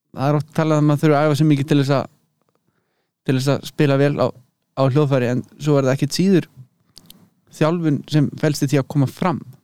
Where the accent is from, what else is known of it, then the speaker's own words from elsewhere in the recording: Hvanneyri, Western Region, Iceland; moved away as an adult; also born or lived in Berlin, Germany; now in Leipzig, Germany; ég er uppalinn á Kvanneri í borgarverði